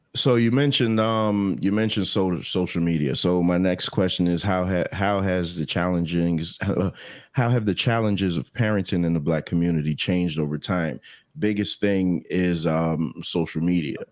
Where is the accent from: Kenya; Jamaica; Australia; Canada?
Jamaica; I'm Jamaican